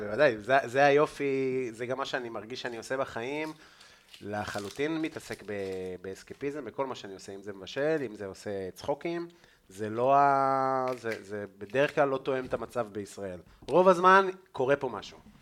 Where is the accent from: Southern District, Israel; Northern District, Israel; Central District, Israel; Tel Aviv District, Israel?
Northern District, Israel; Afula; also born or lived in London, United Kingdom / India; אני מעפולה